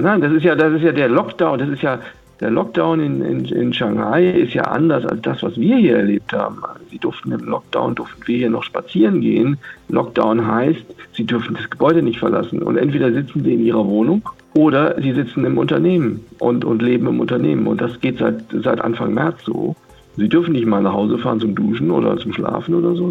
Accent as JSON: {"language": "German", "country": "Germany", "said": "als, Deutsche oder als Westeuropäer, als Europäer"}